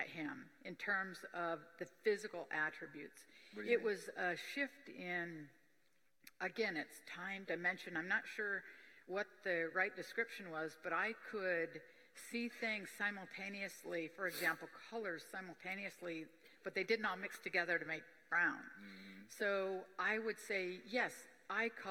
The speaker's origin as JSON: {"language": "English", "region": "Midwest", "country": "United States", "tie": "born or raised there", "said": "we live in America. I grew up in the Midwest."}